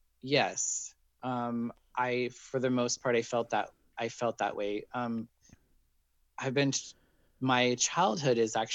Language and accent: English; Wendell, Idaho, United States; moved away as an adult; also born or lived in Jerome, Idaho / Boise, Idaho / Chicago, Illinois; now in San Francisco, United States; But I lived in Wendell pretty much, you know, from when I lived in the city of Wendell my whole life until I was 18 and moved away.